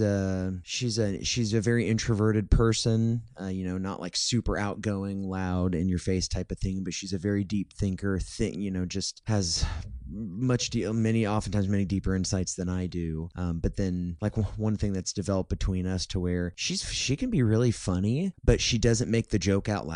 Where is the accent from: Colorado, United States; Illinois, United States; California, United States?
Illinois, United States; Olney; moved away as an adult; I grew up in Olney, Illinois